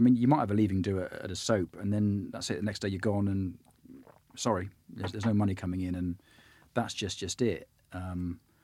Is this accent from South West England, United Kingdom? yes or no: yes; Bristol, South West England, United Kingdom; I'm from Bristol